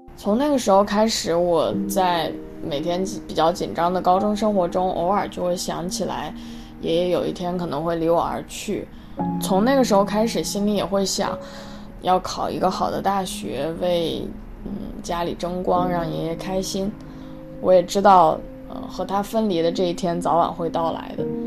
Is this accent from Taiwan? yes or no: no; the Northwest, Northwest China, China; moved away as an adult; also born or lived in Hangzhou; 在我们西北那边不会有这种很有名的连，连锁的奶茶店